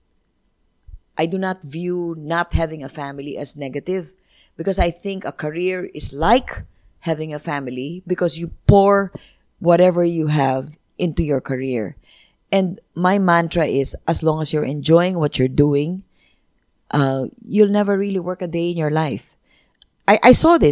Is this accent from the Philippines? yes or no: yes; Philippines; I already had an innate pride in being Filipino